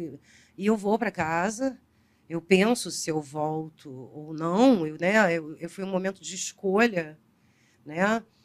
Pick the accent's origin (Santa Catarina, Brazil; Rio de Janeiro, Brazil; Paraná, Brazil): Rio de Janeiro, Brazil; eu sou carioca